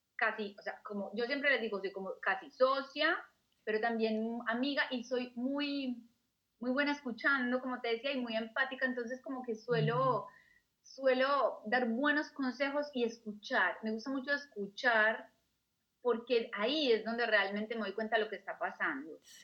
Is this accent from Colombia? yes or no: yes; Colombia; moved away as an adult; also born or lived in Australia / Germany; yo soy colombiana